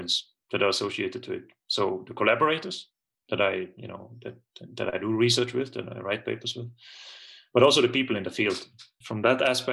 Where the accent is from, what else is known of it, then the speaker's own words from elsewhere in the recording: Tyrol, Austria; moved away as an adult; I'm originally from Tyrol in Austria. I was born there. I lived there the first 18, 19 years of my life. So I grew up in the mountains.